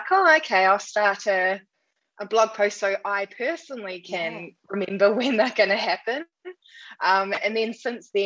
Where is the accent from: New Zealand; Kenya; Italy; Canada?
New Zealand; I'm from New Zealand